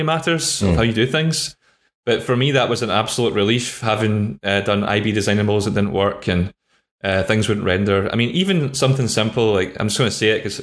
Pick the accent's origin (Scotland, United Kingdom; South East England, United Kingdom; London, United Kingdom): Scotland, United Kingdom; I'm from Scotland